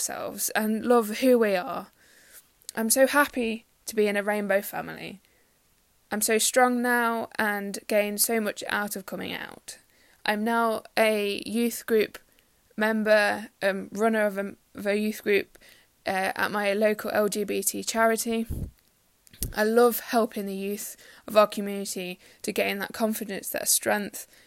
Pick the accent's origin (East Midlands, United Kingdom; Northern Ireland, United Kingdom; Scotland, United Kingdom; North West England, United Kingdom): East Midlands, United Kingdom; Derby; I'm 24 and I'm from Derby in the UK